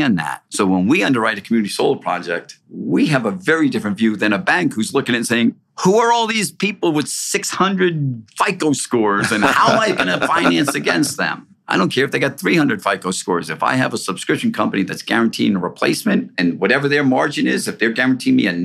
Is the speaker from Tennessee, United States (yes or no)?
no; New Jersey, United States; New Jersey recently, and a lot of your audience knows that's my home state